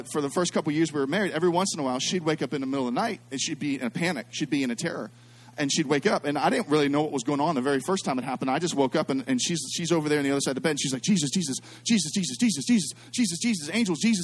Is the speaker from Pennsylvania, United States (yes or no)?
yes; Pittsburgh, Pennsylvania, United States; I'm from Pittsburgh